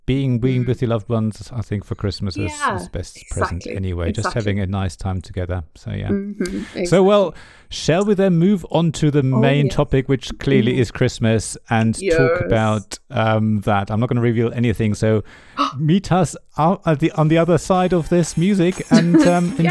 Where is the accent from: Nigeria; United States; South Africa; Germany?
Germany; first language German; English is a second language; moved away; I grew up in Germany